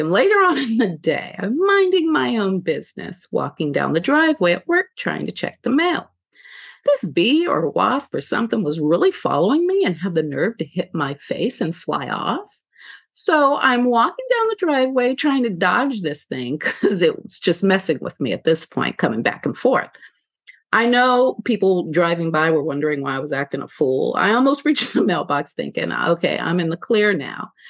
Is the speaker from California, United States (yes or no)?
yes; California, United States; moved away; I'm originally from California